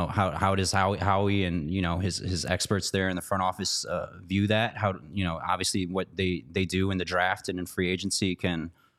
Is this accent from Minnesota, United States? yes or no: no; Chicago, Illinois, United States; also born or lived in Florida; you know, I grew up in Chicago, like I think we mentioned earlier, but moving back from Florida took some getting used to.